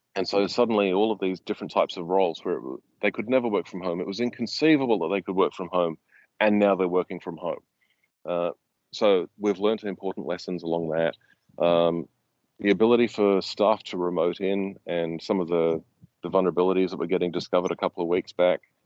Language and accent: English; Australia; as an Australian